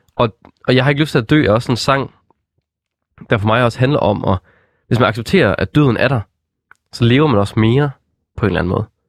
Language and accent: Danish; West Jutland, Denmark; jeg er jo fra Vestjylland